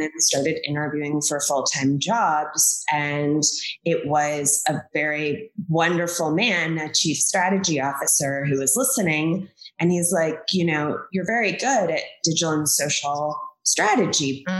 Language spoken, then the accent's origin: English; Kentucky, United States; moved away as an adult; also born or lived in Washington, District of Columbia, United States / Los Angeles / New York / Chicago; I grew up in Kentucky.